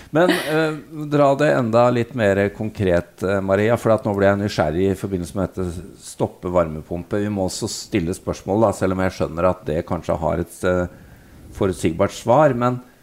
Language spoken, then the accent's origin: Norwegian; Norway; vi er her fra Norge